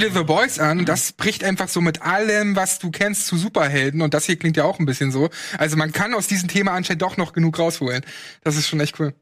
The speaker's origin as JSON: {"language": "German", "region": "East Germany", "country": "Germany", "said": "ich komme aus dem Osten"}